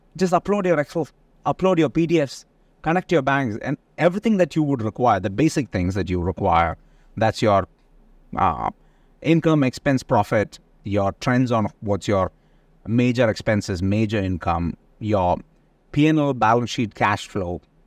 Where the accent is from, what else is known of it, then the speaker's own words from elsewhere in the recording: India; moved away; being Indian, there's a lot of our people who are in these kind of businesses